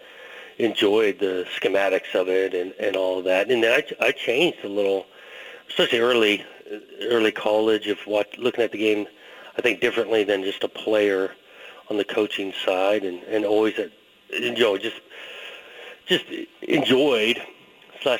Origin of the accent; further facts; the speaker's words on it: Southern California, United States; when I was growing up in Southern California